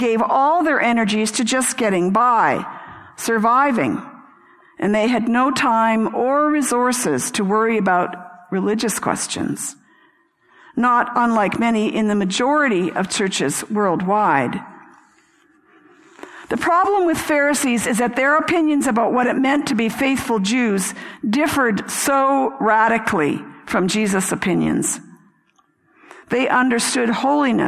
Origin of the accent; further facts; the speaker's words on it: Canada; I'm Canadian. I'm of British descent